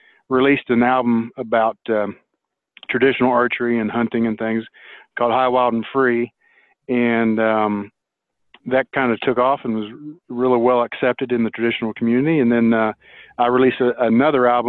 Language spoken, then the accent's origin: English; near Morgantown, West Virginia, United States; I grew up in West Virginia, a little town called Brewston Mills near Morgantown